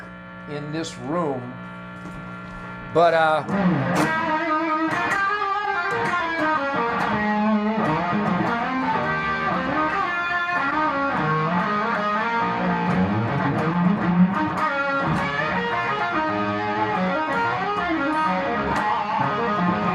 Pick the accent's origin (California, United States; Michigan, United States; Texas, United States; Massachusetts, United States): Michigan, United States; Detroit; I was born in Detroit in 1948